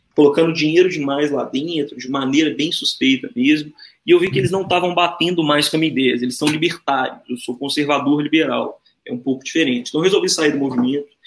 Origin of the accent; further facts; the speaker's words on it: Brazil; also born or lived in Minas Gerais; a gente tem orgulho de ser brasileiro